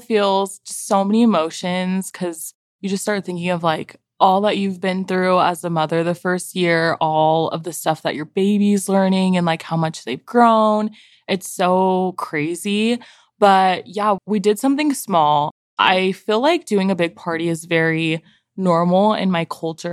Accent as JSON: {"language": "English", "town": "San Diego", "region": "California", "country": "United States", "moved": "as an adult", "lives_now": "Utah, United States", "said": "I am from San Diego. I moved here, like, ten years ago to go to school"}